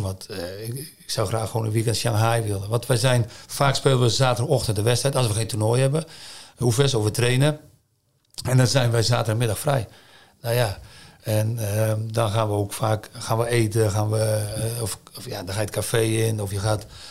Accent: Zeeland, Netherlands; moved away as an adult; now in China; ik blijf een Zeeuw, ik ben een Zeeuw

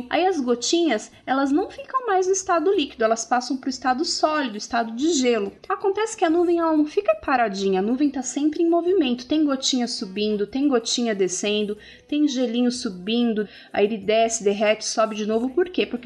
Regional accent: Curitiba, Paraná, Brazil; tenho 8 anos, eu sou de Curitiba

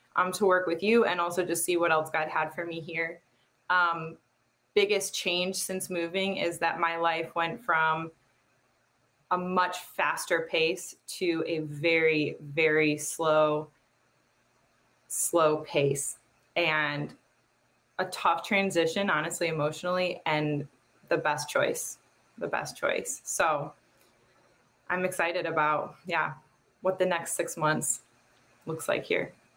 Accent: Chicago, Illinois, United States; moved away as an adult; I'm originally from Chicago. I I grew up in the suburbs of Chicago

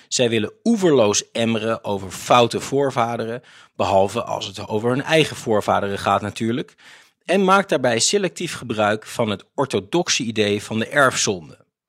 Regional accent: Netherlands; Als Nederlanders

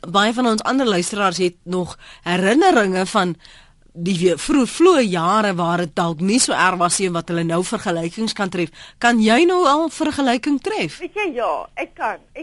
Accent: Free State, South Africa; Ek het in Makwa in die Oos-Vrystaat um groot geword

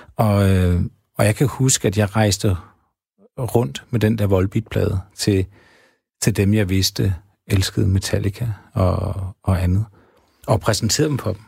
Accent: Havdrup, Zealand, Denmark; jeg kommer selv fra Havdrup

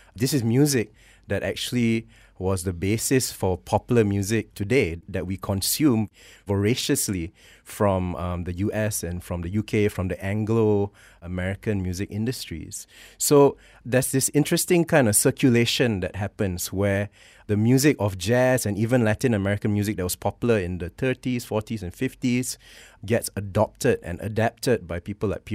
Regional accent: Malaysia; also born or lived in Canada; my identity as a Malay, as a Malaysian, as also someone of mixed parentage

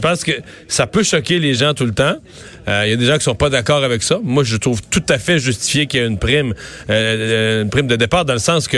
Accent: Rivière-du-Loup, Quebec, Canada; je viens de Rivière-du-Loup

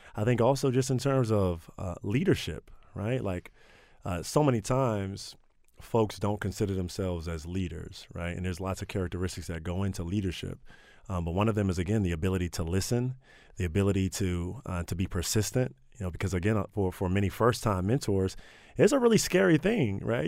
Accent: Prince George's County, Maryland, United States; I grew up in Prince George's County

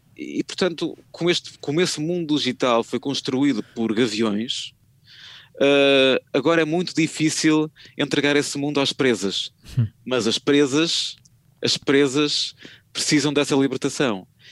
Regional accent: Porto, Norte, Portugal; eu sou do Porto

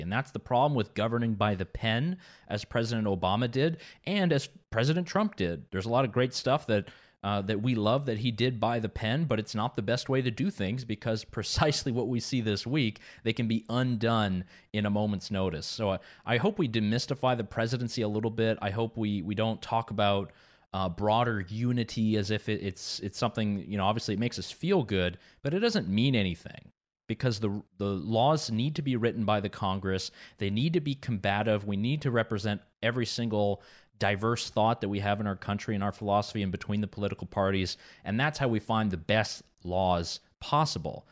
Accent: Quebec, Canada; not far from my hometown in Quebec

